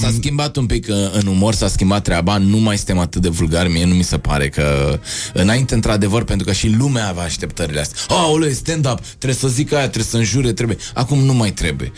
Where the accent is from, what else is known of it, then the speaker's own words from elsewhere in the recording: Bucharest, Romania; eu am trăit aici, în, uh, eu sunt bucureștean